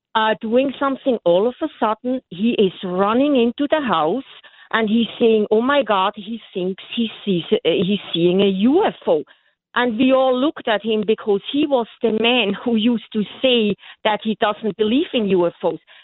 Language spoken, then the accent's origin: English; Switzerland; now in Bronx, United States; I grew up in Switzerland on a farm